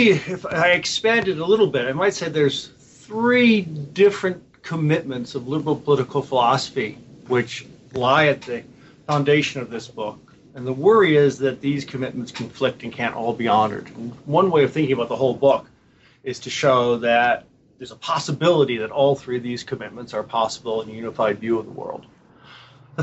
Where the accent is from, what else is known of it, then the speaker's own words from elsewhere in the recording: Buffalo, New York, United States; moved away; I come from Buffalo.